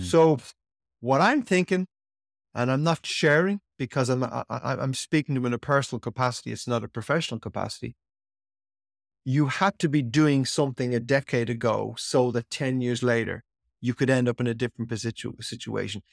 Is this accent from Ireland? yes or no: yes; Ireland; how I was brought up in Ireland as a young boy